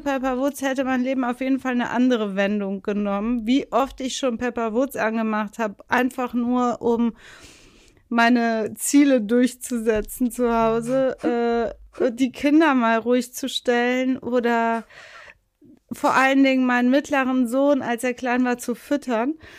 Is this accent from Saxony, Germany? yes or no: no; Leverkusen, North Rhine-Westphalia, Germany; Leverkusen, wo ich herkomme, natürlich auch. Das gehört ja zu einer richtigen Leverkusenerin dazu.